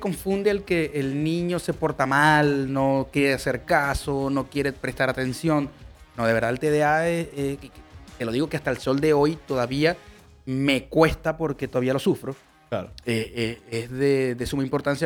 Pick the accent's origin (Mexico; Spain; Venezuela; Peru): Venezuela; moved away; nosotros que venimos de Venezuela, que es un país bastante eh, beisbolero